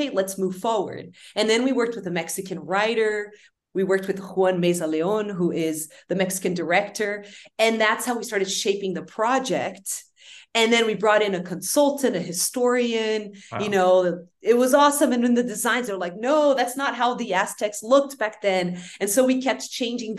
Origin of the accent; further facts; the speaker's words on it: Brazil; we grew up in Brazil